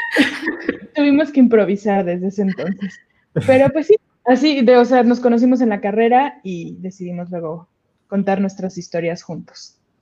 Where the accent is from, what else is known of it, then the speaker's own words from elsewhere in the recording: Mexico City, Mexico; now in Querétaro, Mexico; yo nací en Ciudad de México, estudié animación aquí en Querétaro